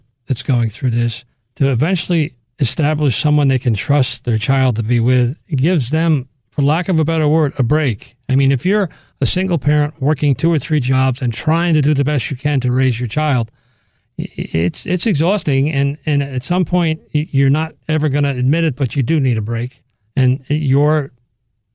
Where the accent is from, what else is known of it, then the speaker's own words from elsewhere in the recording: Monroe, New York, United States; there was nothing like that going on in Orange County. I grew up in Monroe